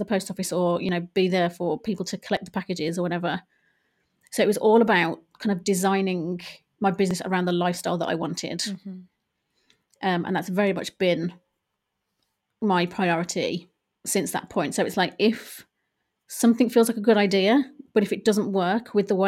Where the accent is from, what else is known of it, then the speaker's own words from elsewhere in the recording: Ireland; now in England; it did come about at the at a time when I was moving from Ireland to England.